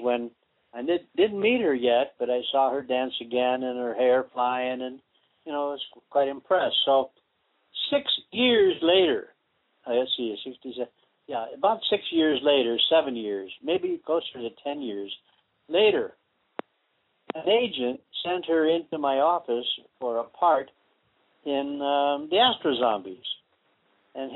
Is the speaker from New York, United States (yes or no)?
no; St. Paul, Minnesota, United States; I was born in Minnesota also, St. Paul